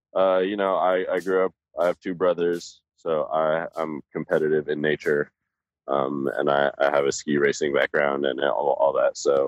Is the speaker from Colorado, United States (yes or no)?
yes; Colorado, United States; I'm a skier. You know, I'm from Colorado. Right. I've skied my entire life since I was like 3 years old.